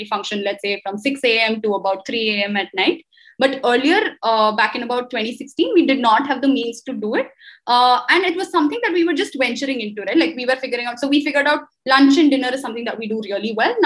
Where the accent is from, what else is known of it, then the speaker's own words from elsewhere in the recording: Hyderabad, Telangana, India; I'm from Hyderabad, so I've primarily lived in South